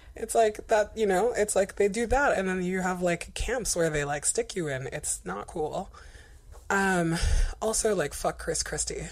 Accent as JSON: {"language": "English", "country": "Guinea", "tie": "born or raised there", "moved": "yes", "lives_now": "United States", "said": "Ebola ground zero, aka Guinea, is my home country"}